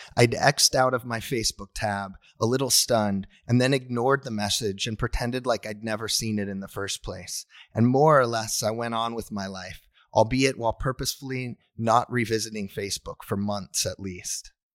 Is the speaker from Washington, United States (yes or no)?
yes; Tacoma, Washington, United States; now in Ann Arbor, United States; from where I live in Ann Arbor, Michigan, to where I grew up in Tacoma, Washington